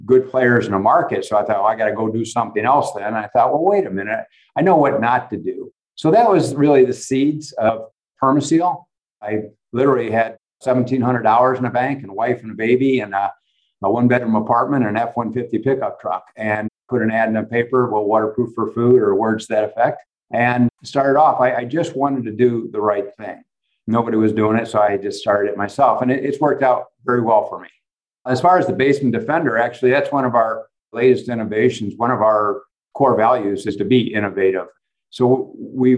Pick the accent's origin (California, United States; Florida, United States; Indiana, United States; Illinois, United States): Indiana, United States; Valparaiso; I grew up in Valparaiso, Indiana, a small town.